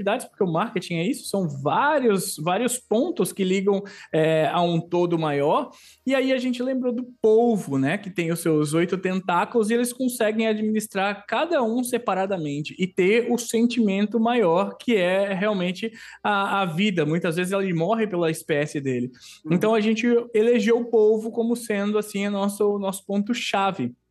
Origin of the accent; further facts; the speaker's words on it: Maceió, Alagoas, Brazil; born there; Sou nascido em Maceió, Lagoas, Terra das Águas, lugar lindo.